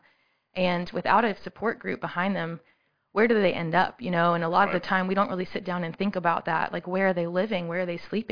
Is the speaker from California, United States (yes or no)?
no; Virginia, United States; moved away as an adult; now in Columbia, United States; I'm actually a native of Virginia